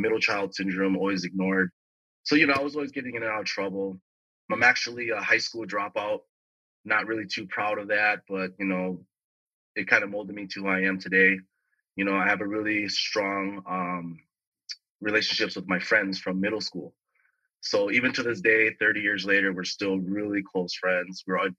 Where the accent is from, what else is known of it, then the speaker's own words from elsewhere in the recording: Bloomington, Minnesota, United States; moved away as an adult; now in Los Angeles, United States; Born and raised in Bloomington, Minnesota is where I grew up. Very suburban neighborhood, first generation Asian American. Father came over here after the Vietnam War.